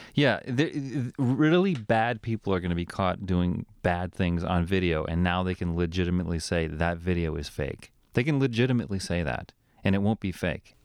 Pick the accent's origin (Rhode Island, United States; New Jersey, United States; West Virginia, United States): Rhode Island, United States; moved away; I'm from Rhode Island